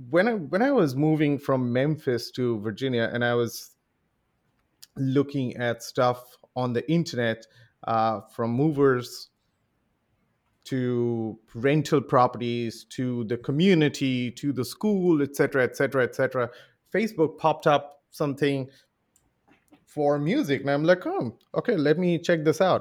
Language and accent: English; Mumbai, Maharashtra, India; when I I was raised in Mumbai, uh, in India. Mumbai is the capital of the Hindi movie industry. So we all grew up, and and Bollywood is is one of the lifelines of how India works.